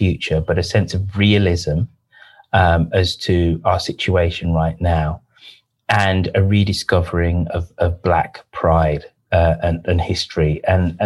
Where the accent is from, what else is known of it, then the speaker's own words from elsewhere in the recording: England, United Kingdom; I grew up in a majority white neighborhood